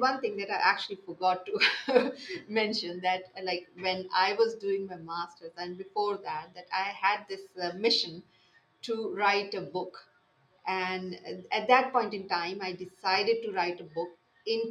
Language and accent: English; Pakistan; English is a second language; moved away as an adult; now in Saudi Arabia; I am from Pakistan